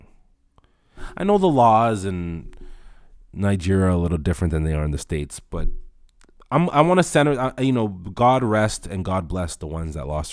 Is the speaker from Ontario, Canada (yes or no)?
yes; Toronto, Ontario, Canada; I come from Rexdale, a place that's warm only if you're from there, only if you live there